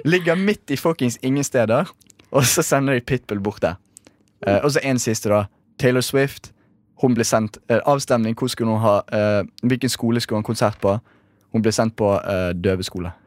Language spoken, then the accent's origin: Norwegian; Bergen, Vestland, Norway; dette angår meg uh, veldig, som bergenser